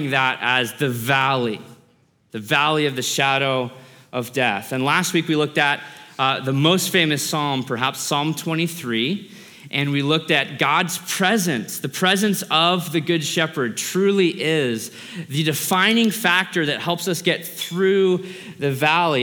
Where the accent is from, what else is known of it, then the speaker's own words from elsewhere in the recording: Alaska, United States; I grew up in Alaska.